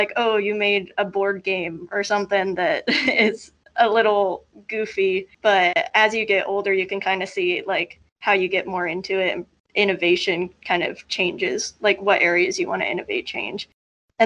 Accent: Columbus, Ohio, United States; moved away as an adult; now in Cincinnati, United States; I'm originally from Columbus, kind of grew up in Columbus all my life

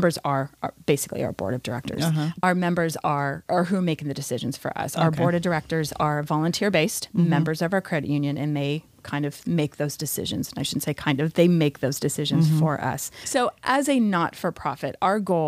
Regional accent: Napa, California, United States; now in Ventura County, United States; I'm actually from Napa, so Napa Valley wine country

